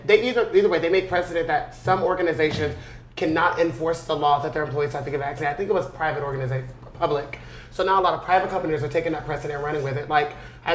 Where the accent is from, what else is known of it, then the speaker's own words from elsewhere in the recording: United States; as a black young gay boy growing up in America